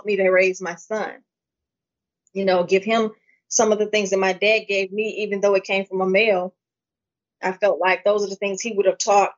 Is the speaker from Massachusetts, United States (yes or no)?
no; Pontiac, Michigan, United States; I was born in Pontiac, Michigan. I lived with basically my father. He raised me as my mom.